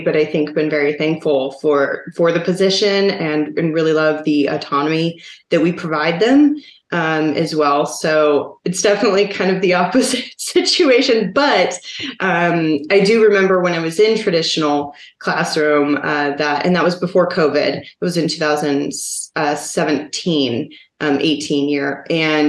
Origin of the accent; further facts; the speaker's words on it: Seattle, Washington, United States; now in Oklahoma, United States; my hometown, per se, which is Seattle